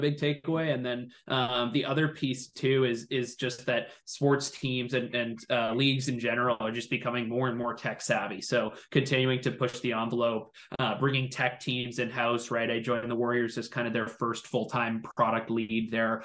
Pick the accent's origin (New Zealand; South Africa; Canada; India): Canada; Toronto, Ontario; growing up in Toronto